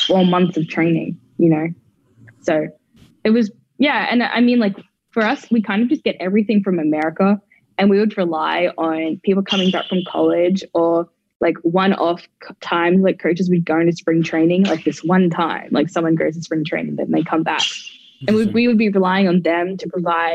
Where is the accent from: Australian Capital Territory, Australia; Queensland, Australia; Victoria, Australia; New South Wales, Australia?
Queensland, Australia; Brisbane; moved away as an adult; in Australia, especially where I'm from. I'm from Brisbane